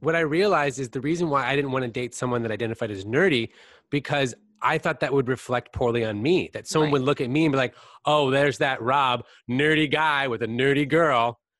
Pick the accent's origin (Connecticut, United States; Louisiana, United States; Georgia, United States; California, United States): California, United States; I grew up in Northern California where there's a lot of focus on people that are like these tanned, yes.